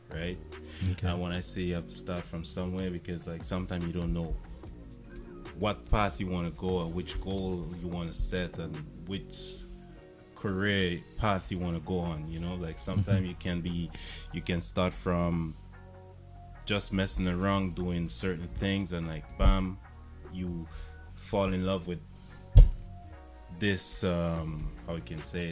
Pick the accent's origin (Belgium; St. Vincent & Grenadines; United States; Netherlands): St. Vincent & Grenadines; now in Canada; I came from St. Vincent and the Grenadines. And, I've been in Canada for a while